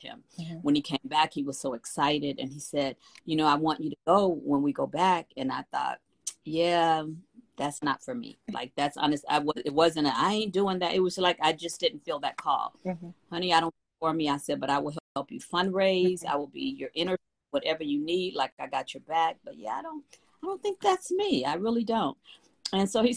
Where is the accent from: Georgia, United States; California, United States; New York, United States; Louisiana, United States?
California, United States; Los Angeles; I'm from Watts, California